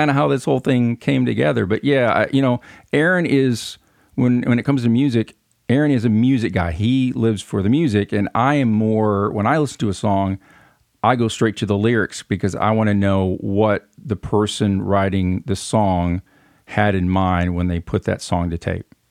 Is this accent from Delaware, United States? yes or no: no; Flint, Michigan, United States; accent: northern twang; moved away as an adult; now in Union City, United States; I was born and raised in Flint, Michigan